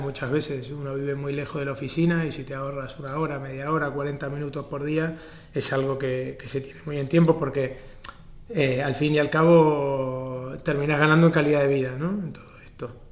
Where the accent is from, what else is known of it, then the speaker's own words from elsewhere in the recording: Argentina; now in Spain; yo que vengo de Argentina y mismo aquí en España